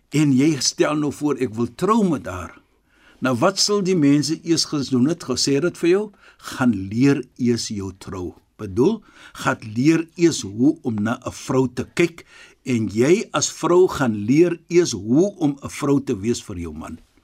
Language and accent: Afrikaans; Western Cape, South Africa; Ons is van die Kaap